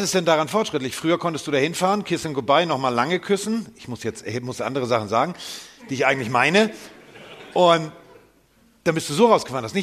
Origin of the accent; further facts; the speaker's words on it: Hamburg, Germany; bin Hamburger